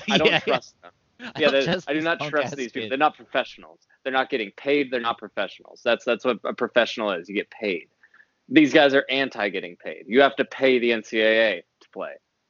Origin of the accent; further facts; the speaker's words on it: Athens, Ohio, United States; we grew up in Athens